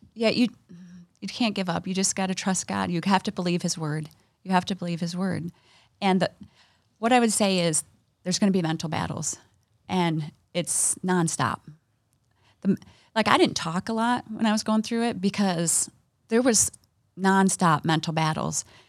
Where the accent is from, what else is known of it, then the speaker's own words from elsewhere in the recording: Ohio, United States; now in Michigan, United States; We grew up in Ohio